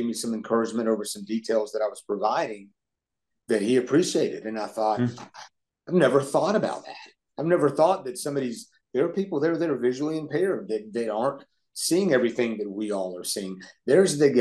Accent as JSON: {"language": "English", "town": "Atlanta", "region": "Georgia", "country": "United States", "tie": "born or raised there", "said": "in the 70s, growing up in Atlanta"}